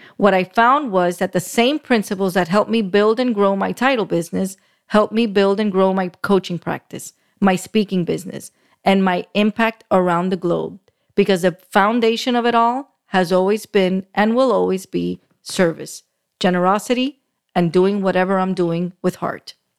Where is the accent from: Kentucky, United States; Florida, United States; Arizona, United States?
Florida, United States; Miami; I was born and raised in Miami, still live in South Florida